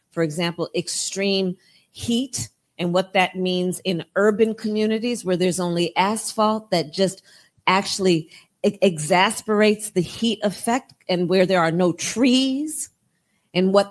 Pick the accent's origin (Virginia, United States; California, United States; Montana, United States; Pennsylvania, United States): California, United States; Think from my home state of California, wildfires to hurricanes, tornadoes.